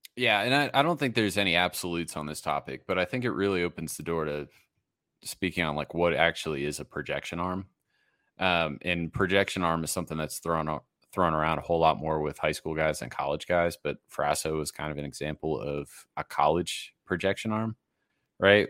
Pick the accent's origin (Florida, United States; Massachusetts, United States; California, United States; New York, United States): Massachusetts, United States; moved away as an adult; also born or lived in Rhode Island; growing up in Massachusetts, going to school on Rhode Island, uh, living the first twenty-two years of my life in that part of the country